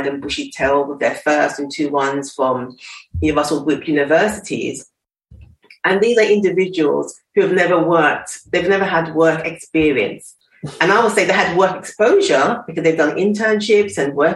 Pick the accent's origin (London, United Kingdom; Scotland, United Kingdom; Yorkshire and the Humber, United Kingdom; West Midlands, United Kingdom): London, United Kingdom; I'm school in East London